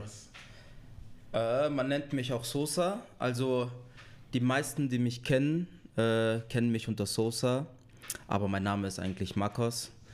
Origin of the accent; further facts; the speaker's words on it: Marbach am Neckar, Baden-Württemberg, Germany; also born or lived in Ludwigsburg / born outside Germany; now in Stuttgart, Germany; Ich komme ursprünglich aus Marbach. Also ich wurde auch gar nicht in Deutschland geboren.